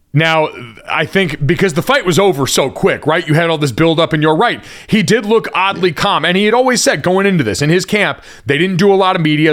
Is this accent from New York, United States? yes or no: no; Connecticut, United States; I grew up in Connecticut.